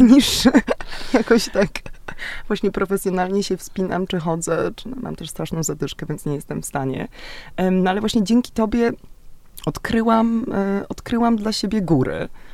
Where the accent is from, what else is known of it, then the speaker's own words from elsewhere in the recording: Szczecin, West Pomeranian Voivodeship, Poland; ja też jestem morska, ze Szczecina